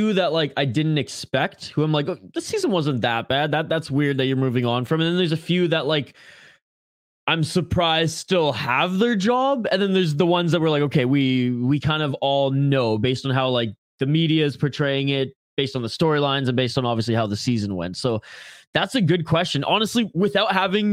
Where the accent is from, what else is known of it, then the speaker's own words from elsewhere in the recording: Canada; I'm the Canadian on this podcast